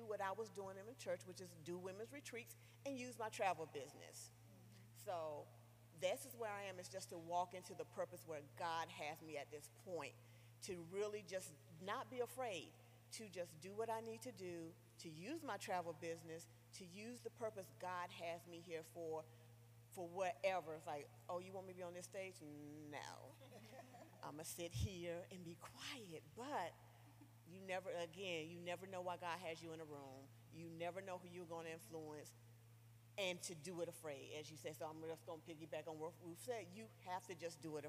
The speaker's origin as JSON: {"language": "English", "town": "Goldsboro", "region": "North Carolina", "country": "United States", "moved": "yes", "lives_now": "Baltimore, United States", "said": "I am originally from Goldsboro, North Carolina. I now, though, live in outside of Baltimore, Maryland"}